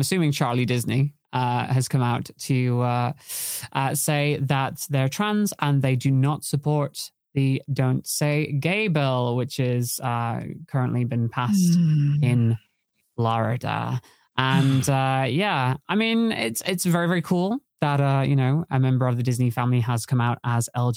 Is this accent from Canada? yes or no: no; United Kingdom; As a British person